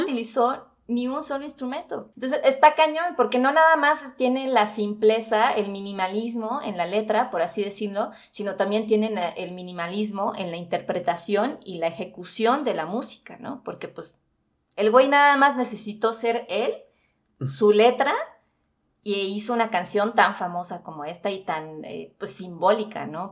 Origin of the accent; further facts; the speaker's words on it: Mexico City, Mexico; somos los de la CDMX